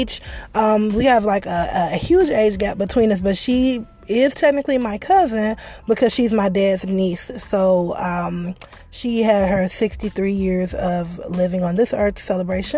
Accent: Detroit, Michigan, United States; I'm from Detroit. Y'all know. But I grew up in the area of Detroit.

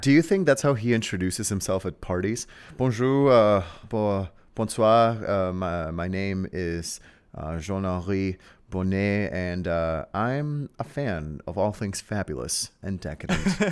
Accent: Mexico; I am from uh, a a very mysterious exotic land known as Mexico

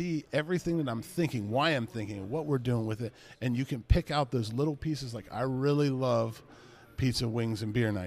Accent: East Palestine, Ohio, United States; I'm from East Palestine

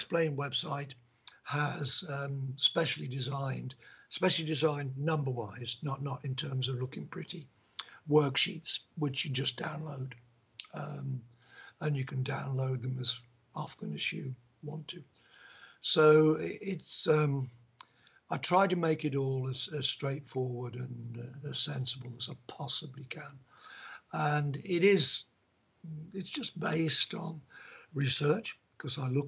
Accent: England, United Kingdom; Because we're English, we put an S on maths.

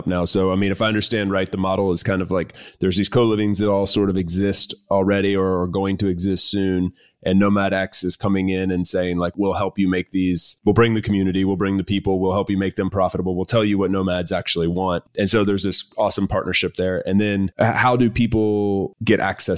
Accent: United States; moved away as an adult; now in Valencia, Spain; As an American citizen

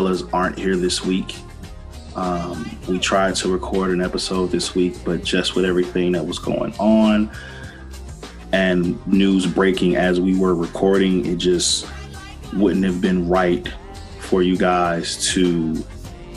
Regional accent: Chicago, Illinois, United States; now in Columbus, Ohio, United States; My hometown of Chicago

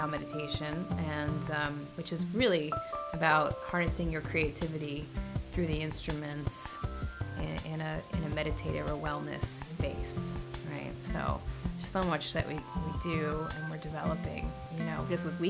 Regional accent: East Hampton, New York, United States; also born or lived in San Francisco Bay Area; now in Long Beach, United States; I actually grew up in the Hamptons

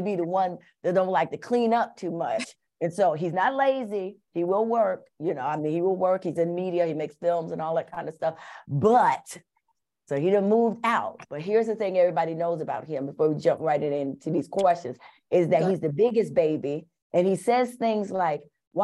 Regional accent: New York City, New York, United States; I was born and raised in Bronx River Projects in New York

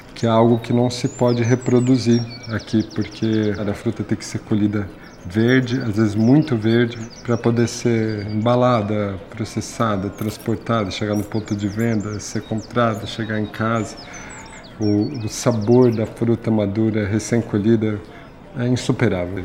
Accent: São Paulo, Brazil; Eu nasci em São Paulo, aqui na zona norte da cidade

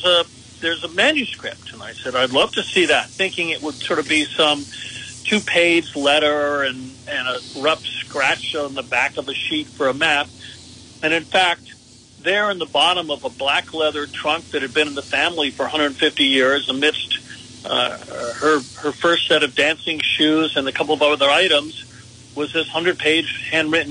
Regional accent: Connecticut, United States; Connecticut, my home state

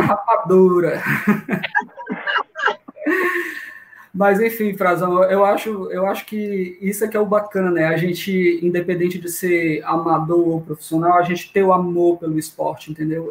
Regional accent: Fortaleza, Ceará, Brazil; sou daqui mesmo, de Fortaleza, Ceará, terrinha de muito calor até a noite.

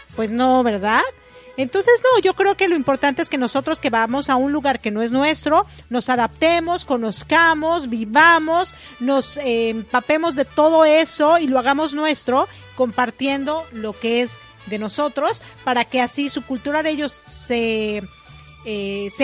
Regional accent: Mexico; also born or lived in Ecuador; now in United States; me considero mexicana porque nací ahí

